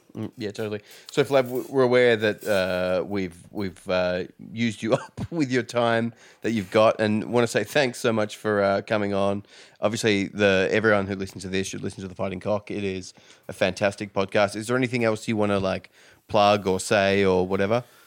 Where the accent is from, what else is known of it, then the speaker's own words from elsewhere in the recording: Perth, Western Australia, Australia; now in Victoria, Australia; I'm from Perth originally, which is on the other side